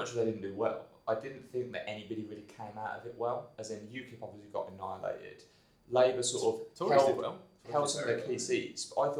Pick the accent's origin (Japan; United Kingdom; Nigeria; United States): United Kingdom; Birmingham, West Midlands; I am from Birmingham. Yeah, Birmingham.